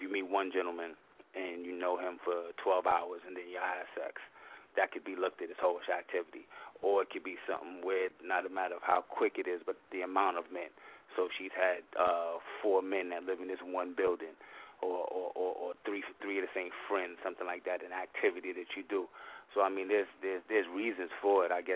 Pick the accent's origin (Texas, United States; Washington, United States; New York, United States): New York, United States; New York City; I'm from New York City.